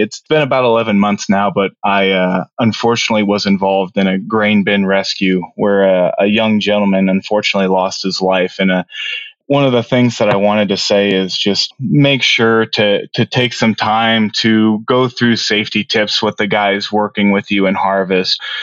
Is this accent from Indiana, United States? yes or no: yes; Noblesville, Indiana, United States; I come from uh, Noblesville, Indiana, which is just about 45 minutes north of Indianapolis, and grew up with my family there